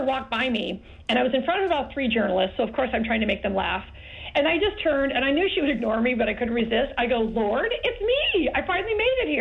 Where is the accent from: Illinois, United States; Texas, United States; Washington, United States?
Illinois, United States; Forest Park; I'm from Forest Park, Illinois